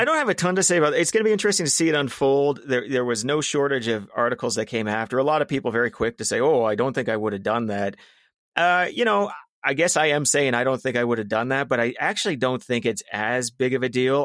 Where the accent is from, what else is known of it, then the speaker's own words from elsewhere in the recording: Calgary, Alberta, Canada; I grew up in South Calgary.